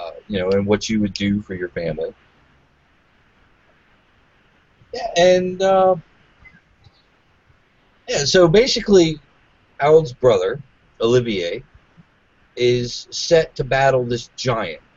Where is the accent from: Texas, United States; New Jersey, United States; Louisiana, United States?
Louisiana, United States; accent: Cajun; I'm from Louisiana